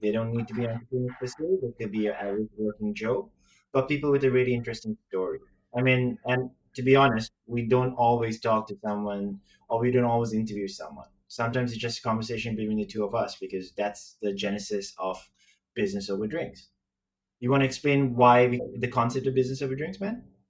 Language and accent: English; Sri Lanka; moved away as an adult; now in Singapore; I'm Chinese who grew up in Sri Lanka. So my accent's really weird